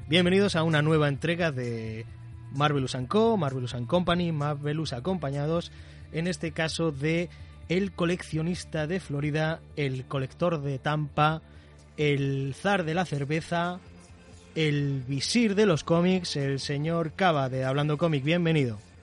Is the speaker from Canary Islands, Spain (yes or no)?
yes; Las Palmas, Canary Islands, Spain; soy canario, soy de Las Palmas